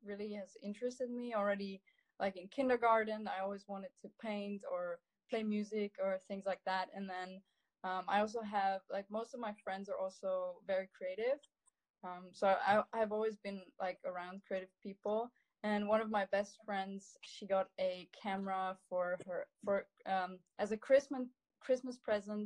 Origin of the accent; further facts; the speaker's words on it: Italy; growing up in the Dolomites